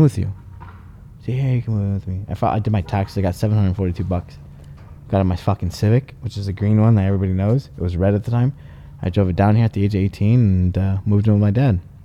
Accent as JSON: {"language": "English", "town": "Los Angeles", "region": "California", "country": "United States", "tie": "born or raised there", "said": "I was born from East Los L A County Hospital"}